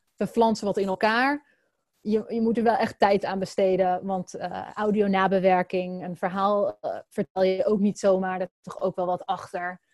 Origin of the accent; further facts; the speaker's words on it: Netherlands; als Nederlanders